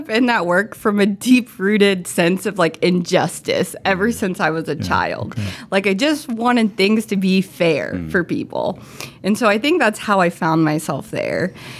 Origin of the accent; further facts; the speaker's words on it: Crystal River, Florida, United States; Okay, so I am from the Tampa Bay area originally. I'm actually from Crystal River, Florida, up in Citrus County.